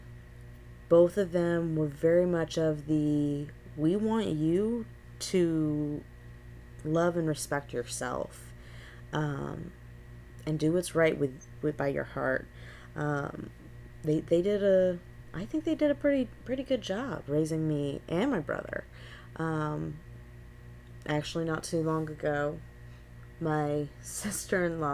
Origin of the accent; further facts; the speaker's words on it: Gulf Coast, Florida, United States; I am a born and raised Florida native